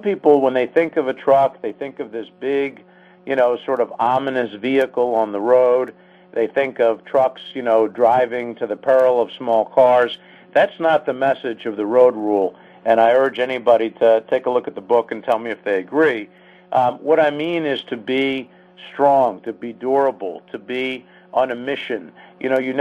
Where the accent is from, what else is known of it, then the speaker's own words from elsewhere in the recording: Philadelphia, Pennsylvania, United States; now in Washington, D.C., United States; growing up in Philadelphia and living in D.C.